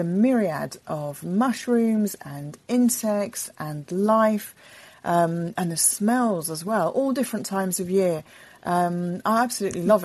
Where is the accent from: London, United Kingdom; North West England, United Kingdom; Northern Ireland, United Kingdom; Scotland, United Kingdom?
London, United Kingdom; When I was a kid, I was born in London. I was born in North London, in Highgate, and then we moved to Crouch End.